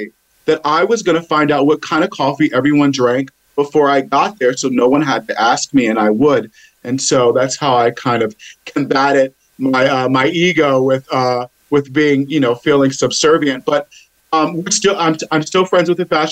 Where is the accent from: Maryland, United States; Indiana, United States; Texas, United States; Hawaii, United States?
Maryland, United States; Baltimore; I'm from Baltimore. So I went to the Baltimore School of the Arts for ballet.